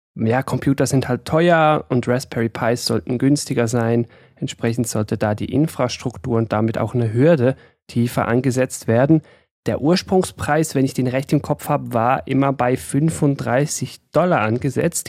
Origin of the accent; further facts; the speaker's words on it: Switzerland; ich bin aus der Schweiz